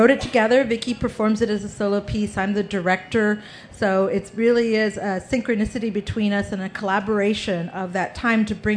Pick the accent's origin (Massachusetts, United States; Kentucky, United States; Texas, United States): Texas, United States; we're from Texas